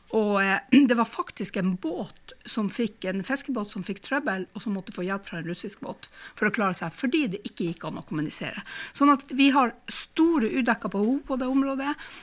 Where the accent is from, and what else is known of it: Finnmark, Norway